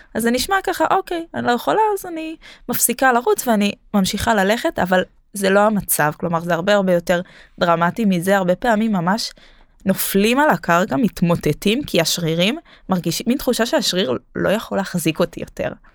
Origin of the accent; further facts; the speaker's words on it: Jerusalem, Jerusalem District, Israel; now in Tel Aviv, Israel; בתור ירושלמית